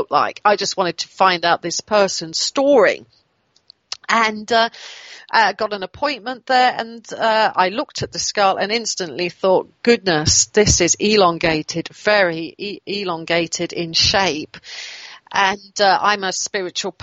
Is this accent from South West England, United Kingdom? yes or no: yes; near Swindon, South West England, United Kingdom; in Swindon, which is near my hometown